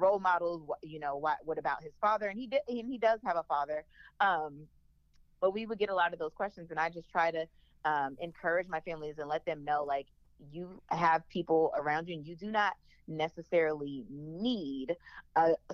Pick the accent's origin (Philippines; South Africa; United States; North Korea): United States; New Orleans, Louisiana; I'm from New Orleans